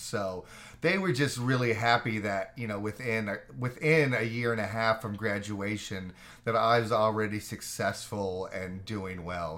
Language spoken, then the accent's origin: English; Orlando, Florida, United States; also born or lived in Fairmont, West Virginia; grew up in Orlando, basically, so finished out my elementary, uh, middle and high school there